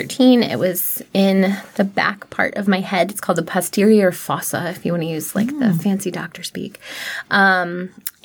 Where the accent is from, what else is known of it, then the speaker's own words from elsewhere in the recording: Prince William County, Virginia, United States; I grew up in Prince William County